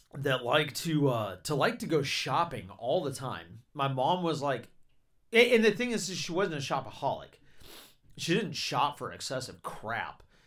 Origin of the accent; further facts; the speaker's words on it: Georgia, United States; I grew up in Georgia